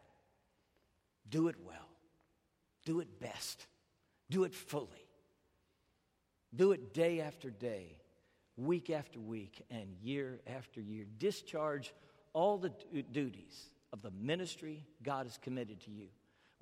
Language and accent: English; United States; as an American